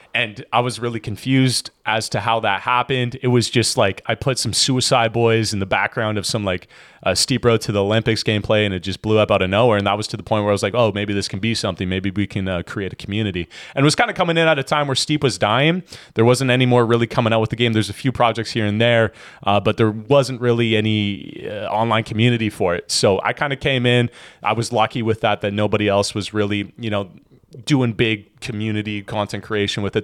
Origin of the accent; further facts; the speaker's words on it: Edmonton, Alberta, Canada; moved away as an adult; now in Kelowna, Canada; originally born and raised in Edmonton, Alberta